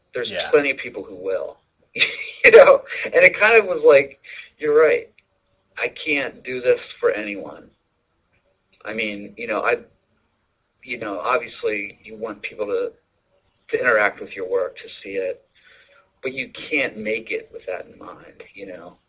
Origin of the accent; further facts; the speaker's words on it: Lancaster, Pennsylvania, United States; now in New York City, United States; I grew up in Lancaster, Pennsylvania, so not too far from Philly